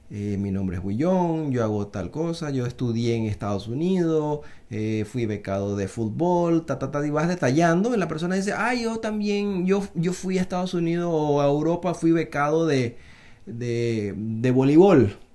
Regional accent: Panama; los paisanos que son chinos como yo, yo soy mitad chino, mitad panameño

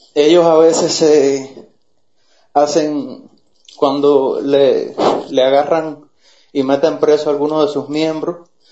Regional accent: Cuba; moved away; nosotros en la misma isla nos decimos que somos los judíos de América

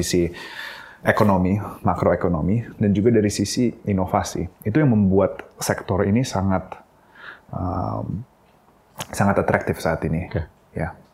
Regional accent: Jakarta, Indonesia; also born or lived in Singapore; Aku tuh lahir di Singapura, tapi uh, sepanjang hidupku aku uh, di Indonesia, di Jakarta

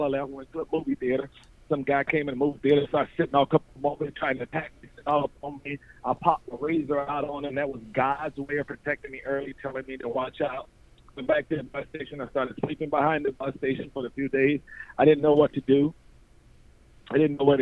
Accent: Wilson, North Carolina, United States; also born or lived in New York City, New York; I was born in New York, Manhattan, New York. But my hometown is actually Wilson, North Carolina, because that was where I was raised

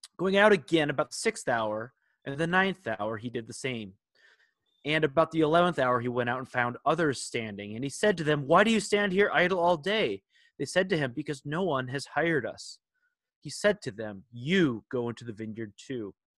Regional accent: Minnesota, United States; we are Vikings fans growing up in Minnesota

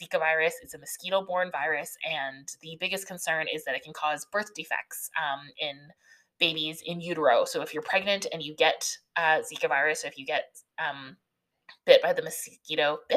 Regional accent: Canada; I'm Canadian

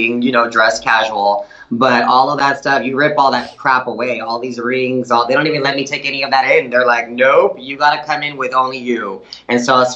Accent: Del Rio, Texas, United States; I'm from Del Rio

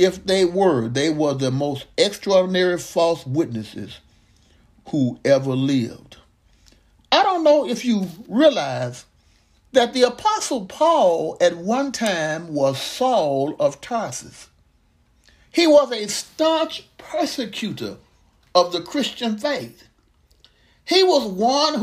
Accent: Mississippi, United States; growing up in Mississippi

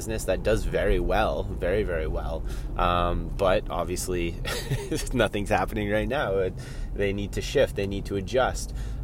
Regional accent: Collingwood, Ontario, Canada; I'm driving to my dad's house in my hometown here of Collingwood, Ontario

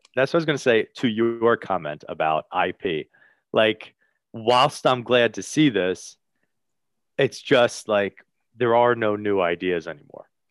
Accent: Bayonne, New Jersey, United States; he is from my hometown

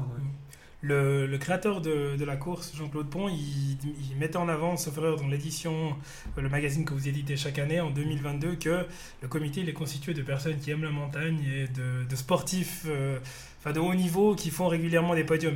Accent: Fribourg, Switzerland; je suis fribourgeois

